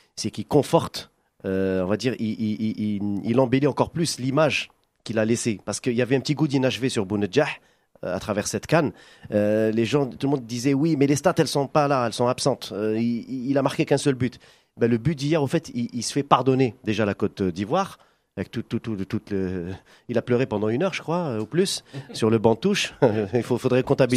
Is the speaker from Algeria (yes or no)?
yes; Algeria; on a grandi ensemble euh, en Algérie